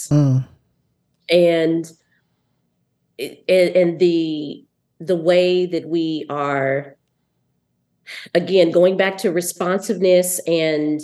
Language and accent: English; Mississippi, United States; moved away; I'm from Mississippi. So I had Black female teachers